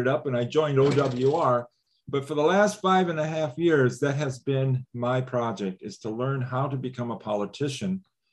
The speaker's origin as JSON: {"language": "English", "town": "Quincy", "region": "Illinois", "country": "United States", "tie": "born or raised there", "also_born_or_lived": "Africa / Madison, Wisconsin", "moved": "as an adult", "lives_now": "La Crosse, United States", "said": "growing up in Quincy, Illinois"}